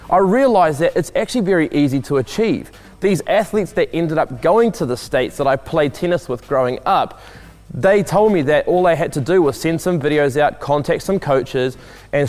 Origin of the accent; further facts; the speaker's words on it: New Plymouth, Taranaki, New Zealand; I grew up in New Plymouth, which is located on the west coast of the North Island in New Zealand